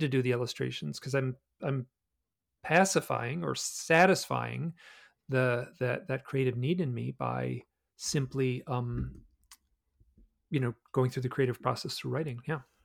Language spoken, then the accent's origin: English; Michigan, United States; moved away as an adult; also born or lived in New York City / Alaska; I grew up in the Midwest